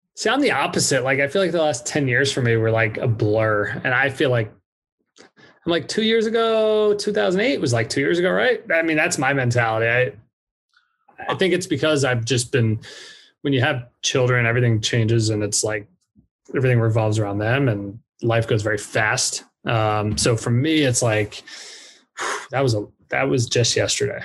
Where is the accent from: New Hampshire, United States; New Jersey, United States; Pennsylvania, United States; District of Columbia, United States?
Pennsylvania, United States; Blue Bell; moved away as an adult; also born or lived in New York / Dallas, Texas / Orange County, California; now in California, United States; stayed in Philly because I, that's where I grew up, second grade on